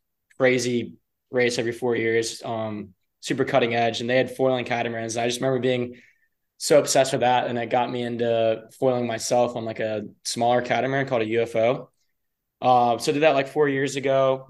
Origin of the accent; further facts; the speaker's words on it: Charleston, South Carolina, United States; moved away as an adult; now in Tampa, United States; I grew up in James Island